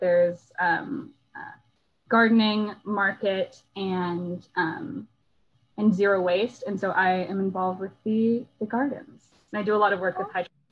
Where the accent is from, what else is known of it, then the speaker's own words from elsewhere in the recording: Houston, Texas, United States; I grew up in Houston